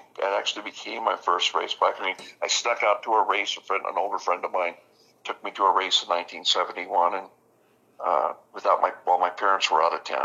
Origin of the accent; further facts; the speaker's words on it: Las Vegas, Nevada, United States; Well, you know, I grew up in Vegas, born and raised there, and we lived out in the country. We lived on a dairy farm, actually.